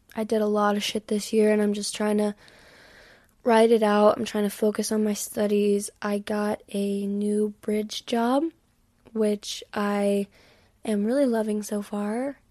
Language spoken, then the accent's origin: English; Texas, United States; I've always lived in Texas